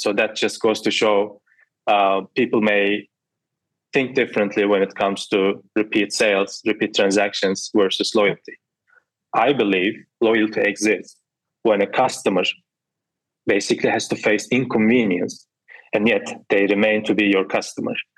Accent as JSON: {"language": "English", "country": "Turkey", "said": "I'm from Turkey"}